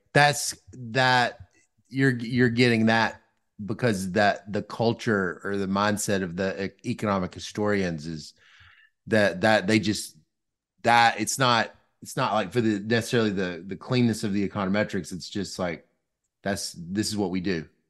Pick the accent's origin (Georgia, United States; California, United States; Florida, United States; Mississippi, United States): Mississippi, United States; I grew up in Mississippi